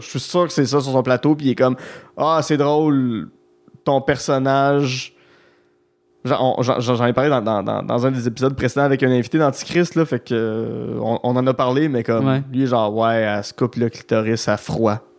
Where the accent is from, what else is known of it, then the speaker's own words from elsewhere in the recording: Outaouais, Quebec, Canada; je viens, de l'Outaouais